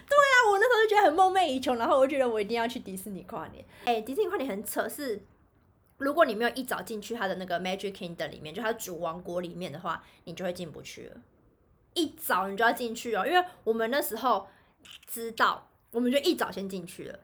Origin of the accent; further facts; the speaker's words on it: Kaohsiung, Taiwan; 因为我们是高雄人